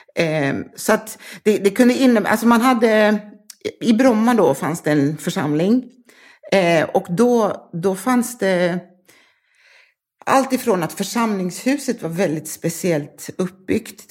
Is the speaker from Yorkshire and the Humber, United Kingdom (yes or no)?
no; London, United Kingdom; also born or lived in Harrow; now in Malmö, Sweden; Jag är född i London, nordvästra